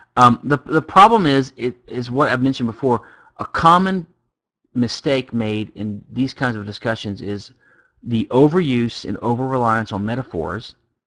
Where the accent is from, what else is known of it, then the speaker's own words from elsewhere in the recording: Louisiana, United States; I'm from Louisiana.